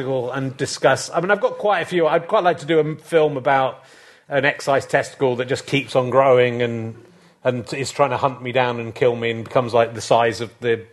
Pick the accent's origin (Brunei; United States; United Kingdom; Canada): United Kingdom; Yorkshire and the Humber; moved away; I'm from Yorkshire originally